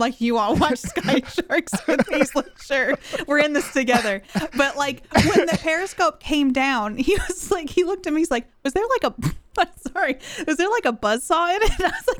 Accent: East Coast, United States; moved away; because I'm originally from the East Coast

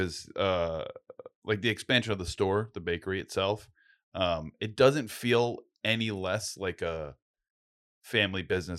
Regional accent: North Smithfield, Rhode Island, United States; maybe I'm biased because I'm from North Smithfield

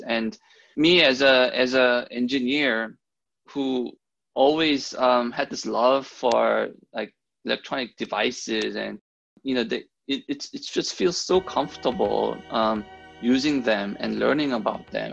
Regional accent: Germany; moved away as an adult; also born or lived in South Korea; now in Seattle, United States; I'm originally from South Korea. Um, I was born there. And then um, I ended up growing up in, in Germany in the 90s when my, my father um, got a job there.

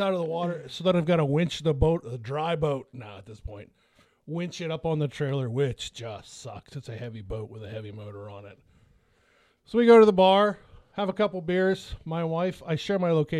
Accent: Franklin, United States; this little restaurant in my hometown, Franklin, it's called Foxdale's

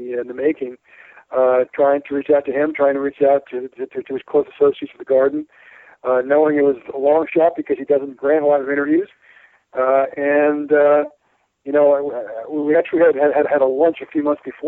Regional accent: West Hempstead, New York, United States; moved away as an adult; also born or lived in Northwest Arkansas / Orange County, New York / Kansas City; I grew up on Long Island in West Hempstead

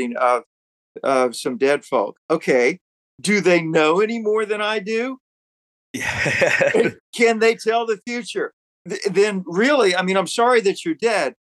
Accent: Georgetown, South Carolina, United States; born or raised there

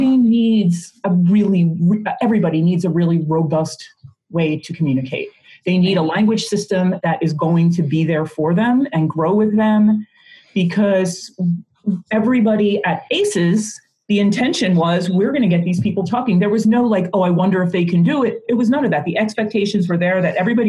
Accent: Philadelphia, Pennsylvania, United States; also born or lived in South Carolina; now in Arizona, United States; I grew up in Philadelphia and also lived in South Carolina, now live out in Arizona

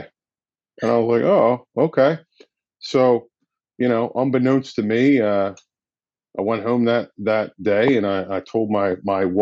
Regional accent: Gloucester City, New Jersey, United States; also born or lived in Westville, New Jersey; I'm born and raised in Gloucester

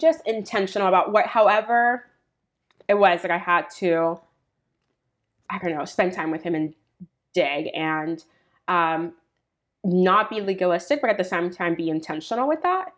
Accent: Puerto Rico; now in United States; I was born in Puerto Rico

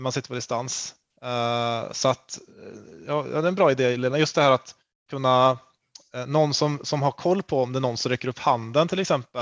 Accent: Karlstad, Värmland, Sweden; jag kommer från Karlstad

